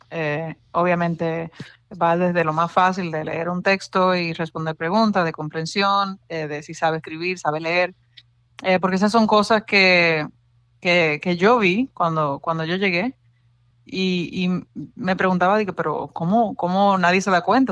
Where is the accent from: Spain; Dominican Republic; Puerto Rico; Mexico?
Dominican Republic; Santo Domingo; moved away as an adult; also born or lived in New York, United States; now in San Francisco, United States; yo nací y me crié en República Dominicana, en Santo Domingo, en la capital